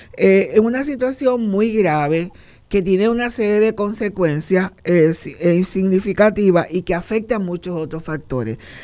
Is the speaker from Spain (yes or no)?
no; Puerto Rico; nuestro país